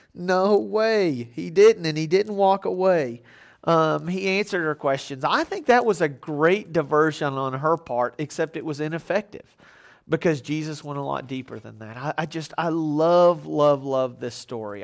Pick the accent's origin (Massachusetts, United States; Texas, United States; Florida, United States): Texas, United States; I grew up in Texas.